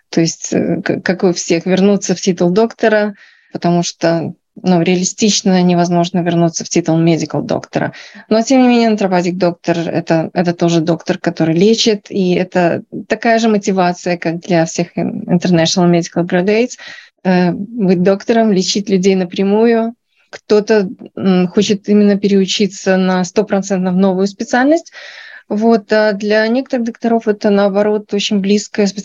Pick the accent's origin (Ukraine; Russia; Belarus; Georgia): Belarus; Я врач из Беларуси. И здесь я прошла полную программу переподготовки на натропатик доктора.